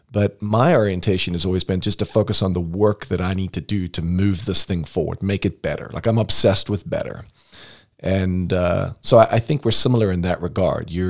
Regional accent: United States; moved away as an adult; also born or lived in Florida / North Carolina; now in Des Moines, United States; Where are you from? Uh, the Quad Cities.

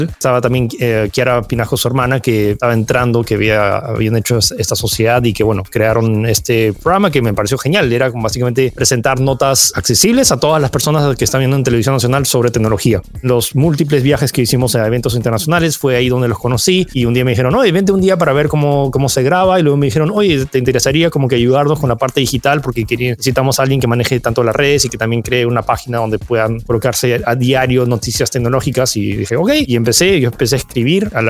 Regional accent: France; also born or lived in California, United States; yo nací en California, técnicamente dentro de Silicon Valley, y bueno, me mudé a Francia al año, no es que crecí ahí

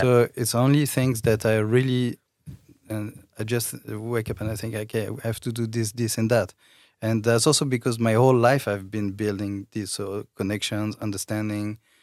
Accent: France; accent: French; English is a second language; moved away; i come from france i think you can hear my accent

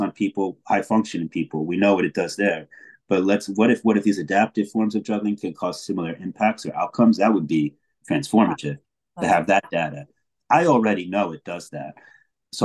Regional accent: Plainfield, United States; moved away; I was born in Plainfield.

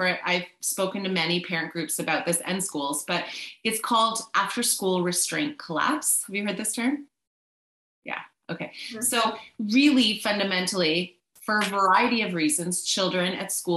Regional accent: Canada; also born or lived in British Columbia; as a Canadian and a mama of a child who goes to a school in Canada

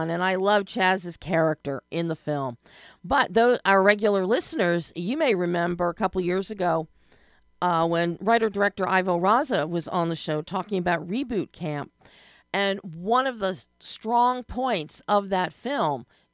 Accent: Philadelphia, Pennsylvania, United States; Growing up in Philadelphia in the 60s

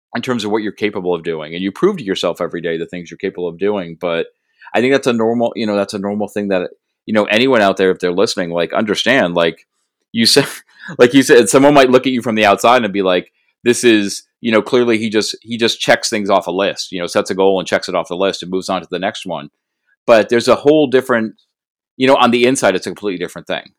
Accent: New England, United States; I'm from New England

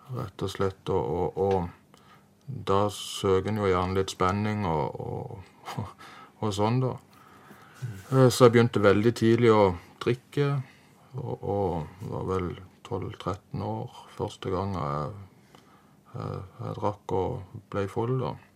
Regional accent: Farsund, Agder, Norway; Jeg er oppvokst i Farsund, eller Spinn, nærmere sagt

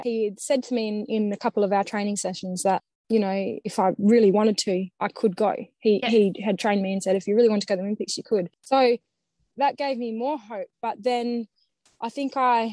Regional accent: Perth, Western Australia, Australia; also born or lived in Bunbury; I would have been 8 years old, I think year four. So my parents divorced, and then we moved from Bunbury to Perth.

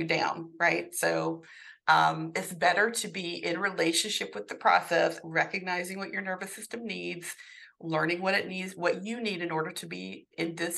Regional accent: the South, United States; I grew up in the South, in a Southern Baptist household

